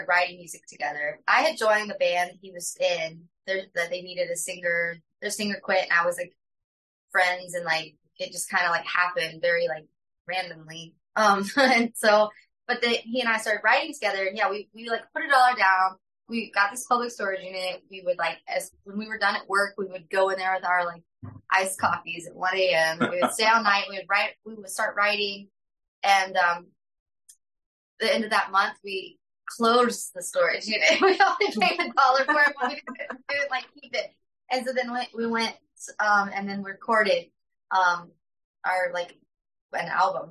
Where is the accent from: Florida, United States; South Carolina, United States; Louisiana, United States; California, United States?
South Carolina, United States; Myrtle Beach; moved away as an adult; also born or lived in Columbia, South Carolina; now in Austin, United States; We're actually both from Myrtle Beach, but we met at USC